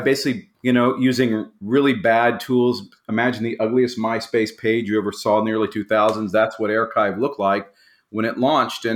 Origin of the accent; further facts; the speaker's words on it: Tulsa, Oklahoma, United States; I grew up in Tulsa, Oklahoma